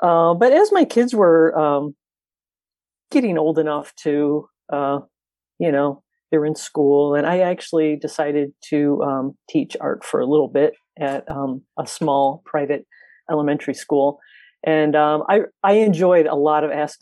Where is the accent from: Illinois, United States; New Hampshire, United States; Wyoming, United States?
Illinois, United States; Lansing; also born or lived in South Chicago, Illinois; I was born in South Chicago. But grew up in the South Suburbs, Lansing